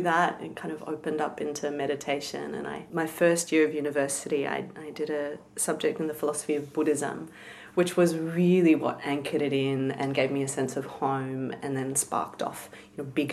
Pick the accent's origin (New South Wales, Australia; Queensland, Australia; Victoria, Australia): Victoria, Australia; Melbourne; I was born in Melbourne, inner city Melbourne in Flemington.